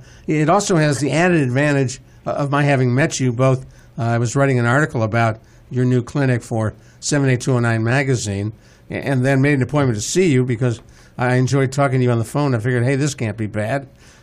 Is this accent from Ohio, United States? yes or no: yes; Cleveland, Ohio, United States; As a kid growing up in Cleveland, Ohio